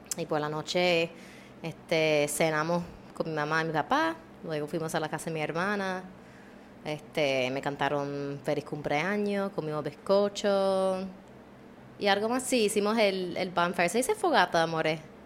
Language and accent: Spanish; Maryland, United States; now in Puerto Rico; yo soy originalmente de Maryland